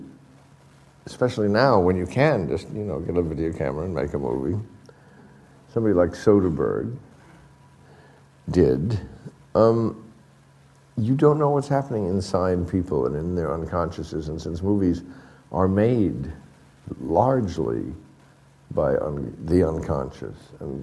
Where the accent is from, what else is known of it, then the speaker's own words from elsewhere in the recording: New York, United States; also born or lived in Europe; I was in school in New York, and my parents, who, because we came over from Europe, you know, during the Nazis